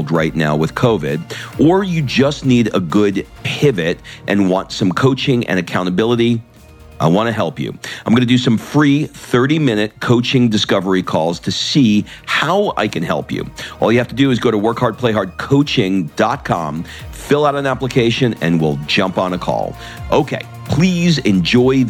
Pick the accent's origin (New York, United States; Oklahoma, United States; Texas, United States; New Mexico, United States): New York, United States; now in Los Angeles, United States; I grew up in New York